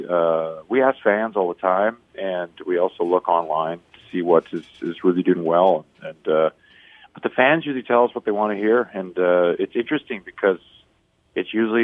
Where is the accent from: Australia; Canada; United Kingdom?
Canada; Vancouver, British Columbia; I'm from Vancouver